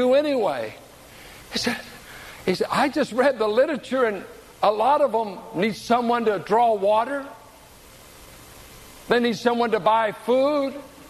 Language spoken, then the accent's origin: English; San Pablo, California, United States; I grew up in San Pablo with rednecks